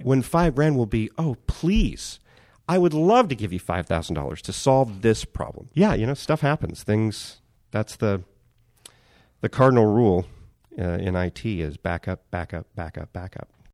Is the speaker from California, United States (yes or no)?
yes; Bakersfield, California, United States; moved away as an adult; also born or lived in New York; back to Bakersfield